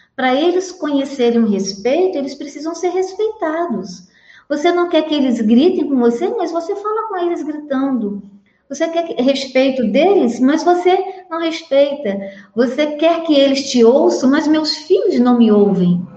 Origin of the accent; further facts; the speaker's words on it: interior of Minas Gerais, Brazil; now in Petrópolis, Brazil; eu venho de uma família grande, tá? lá do interior de Minas, apesar de eu morar aqui em Petrópolis, no Rio, mas eu sou mineira também